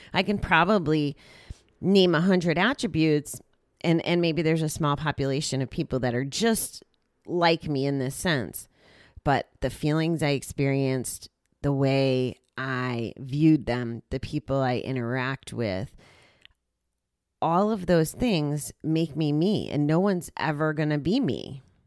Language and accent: English; United States; I was here from the States